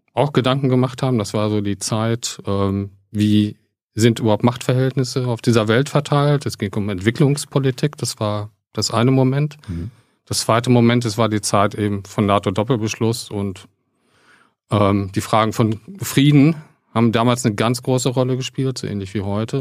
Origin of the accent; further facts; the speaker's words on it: near Paderborn, North Rhine-Westphalia, Germany; now in Berlin, Germany; aufgewachsen in, in der Nähe von Paderborn